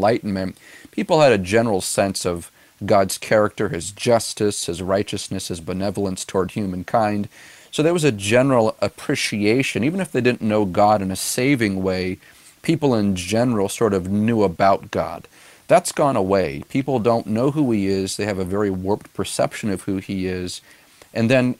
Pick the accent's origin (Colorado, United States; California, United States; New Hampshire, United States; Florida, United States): New Hampshire, United States; Gilmanton Iron Works; We planted this church back in 2013 in my hometown of Gilmanton Iron Works